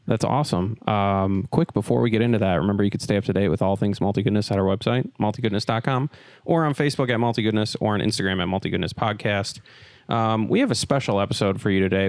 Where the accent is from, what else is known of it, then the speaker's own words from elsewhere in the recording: Wisconsin, United States; moved away; I'm originally from Wisconsin